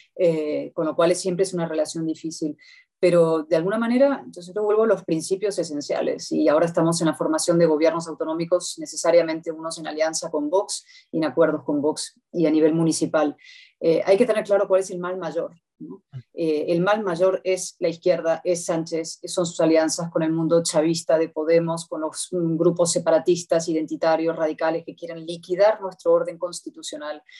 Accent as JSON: {"language": "Spanish", "country": "Spain", "said": "como españoles"}